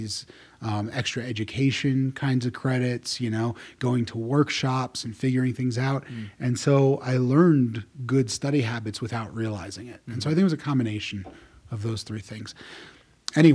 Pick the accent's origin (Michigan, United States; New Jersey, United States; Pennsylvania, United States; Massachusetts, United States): New Jersey, United States; I was born and raised in New Jersey, grew up in the 80s